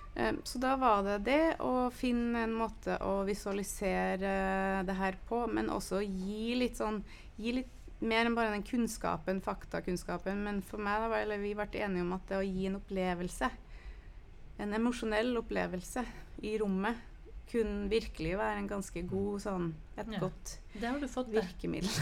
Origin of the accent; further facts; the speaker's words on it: United States; now in Norway; nå er jeg fra USA